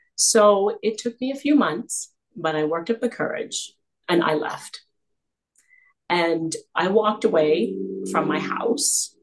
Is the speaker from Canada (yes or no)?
yes; Canada; also born or lived in South Africa; I was born in South Africa. Uh, but we migrated to Canada and when I was just a toddler. So I've grown up here.